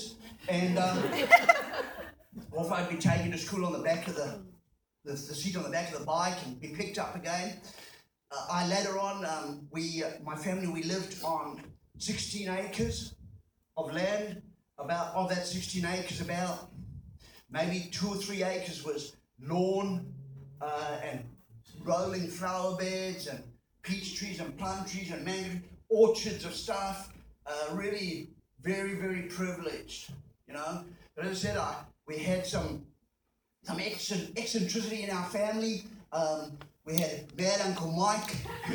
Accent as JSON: {"language": "English", "country": "Zimbabwe", "tie": "born or raised there", "also_born_or_lived": "South Africa", "moved": "as an adult", "said": "I was born in Zimbabwe. I was born into colonial privilege."}